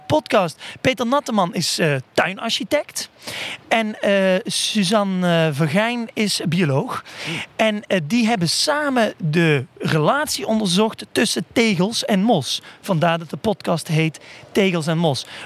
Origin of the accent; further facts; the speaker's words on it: Limburg, Netherlands; Klopt. Ik kom niet uit Horst aan de Maas. Maar ik ben hier wel eens geweest.